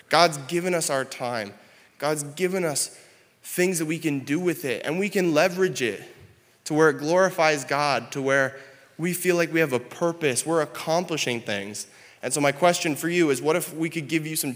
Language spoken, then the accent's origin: English; Canada; moved away as an adult; now in South Dakota, United States; I'm Canadian, and so when Jaden and I decided we were going to get married, we recognized that we were going to move down here in the States